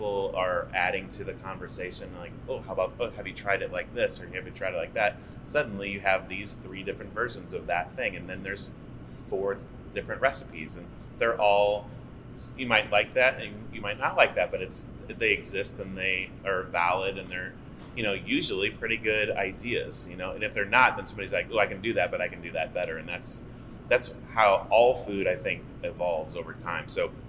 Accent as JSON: {"language": "English", "town": "St. Louis", "region": "Missouri", "country": "United States", "tie": "born or raised there", "said": "I knew growing up in St. Louis, like I had seen Filipino restaurants come and go growing up through the years."}